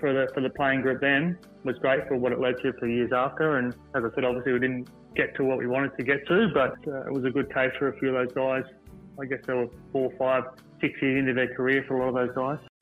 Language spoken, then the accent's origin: English; Sydney, New South Wales, Australia; I grew up in Picnic Point, southwest Sydney.